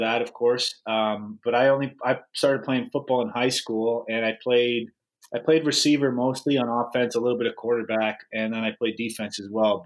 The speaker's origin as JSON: {"language": "English", "area": "less than an hour from Detroit", "region": "Ontario", "country": "Canada", "tie": "born or raised there", "said": "we were only less than an hour from Detroit."}